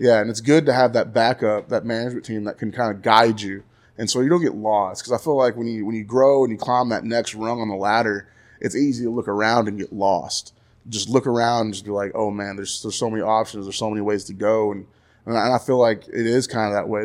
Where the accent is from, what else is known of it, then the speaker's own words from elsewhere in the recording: Graham, Texas, United States; now in Stephenville, United States; growing up in Graham was cool.